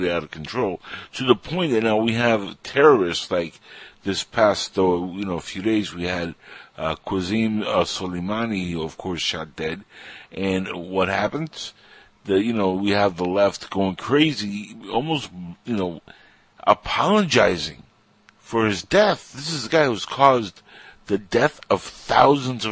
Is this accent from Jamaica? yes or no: no; Cuba; now in United States; I'm Cuban